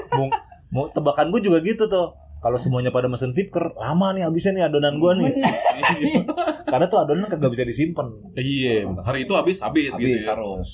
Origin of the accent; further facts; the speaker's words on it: Jakarta, Indonesia; gua gede di Romangun